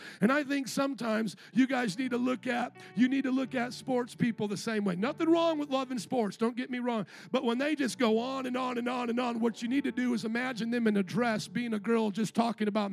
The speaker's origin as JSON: {"language": "English", "town": "Chicago", "region": "Illinois", "country": "United States", "also_born_or_lived": "Indiana", "moved": "yes", "said": "I was from Chicago"}